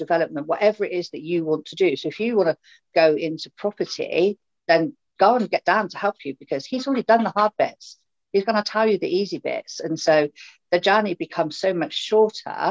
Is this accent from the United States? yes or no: no; Swindon, South West England, United Kingdom; from Swindon